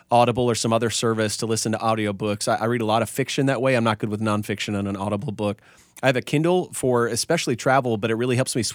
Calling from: McKinney, Texas, United States; Hey, Culture Matters. … in McKinney, Texas.

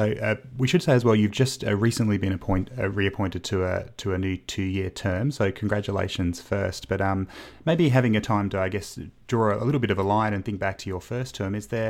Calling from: Canberra, Australian Capital Territory, Australia; I'm calling from Canberra, Megan

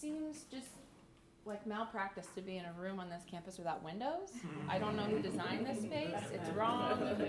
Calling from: Clearwater, Florida, United States; I come to you from Clearwater, Florida, which is part of Tampa Bay on the west coast. So being near the water feels really good and right to me. We don't have mountains in Florida.

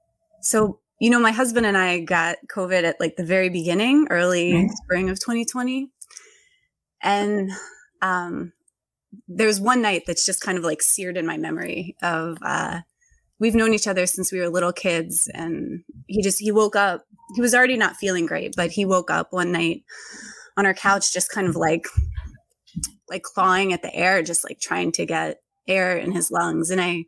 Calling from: Boston, Massachusetts, United States; Yeah, I'm in Boston, which is officially marking its first Indigenous Peoples Day for the first time today.

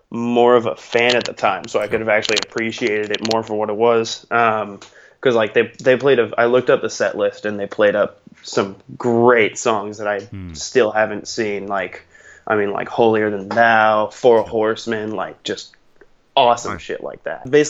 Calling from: Culver City, California, United States; was basically a, a uh, neighborhood in LA.

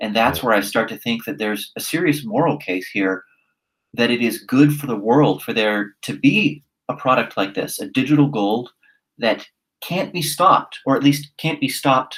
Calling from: Singapore; So I'll just give you an example from my own backyard. I'm speaking here from Singapore.

